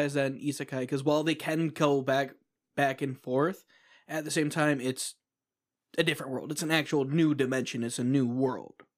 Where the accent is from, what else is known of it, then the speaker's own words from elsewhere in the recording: United States; as an American